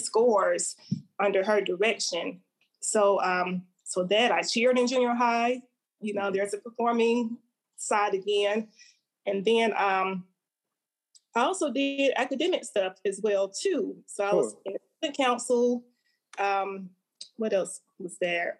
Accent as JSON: {"language": "English", "town": "Montgomery", "region": "Alabama", "country": "United States", "tie": "born or raised there", "said": "I'm from Montgomery, Alabama, mm-hmm. born and raised, um, proudly"}